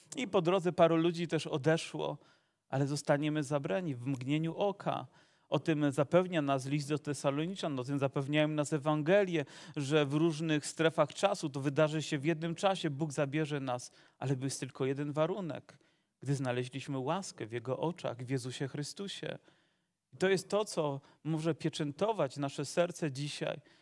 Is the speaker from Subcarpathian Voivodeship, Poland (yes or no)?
no; Zagłębie, Silesian Voivodeship, Poland; born or raised there